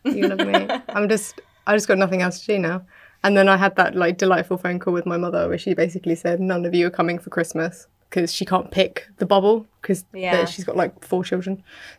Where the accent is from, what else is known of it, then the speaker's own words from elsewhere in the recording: United Kingdom; I'm British.